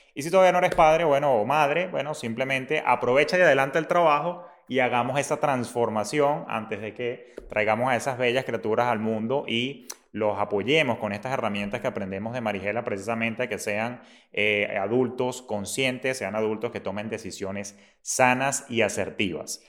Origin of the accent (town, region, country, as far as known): Venezuela